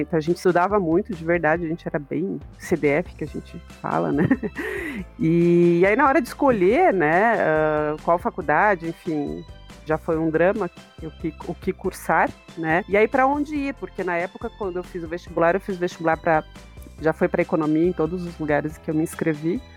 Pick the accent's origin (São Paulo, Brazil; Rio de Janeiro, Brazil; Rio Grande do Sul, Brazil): São Paulo, Brazil; Analândia; moved away as an adult; now in Curitiba, Brazil; E eu fiquei em Analândia até os 18 anos, né? Então, a minha infância e adolescência aí foi em Analândia